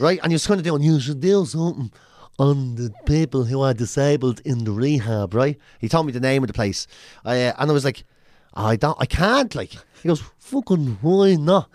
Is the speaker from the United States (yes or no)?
no; Ireland; moved away as an adult; also born or lived in London; I come from Ireland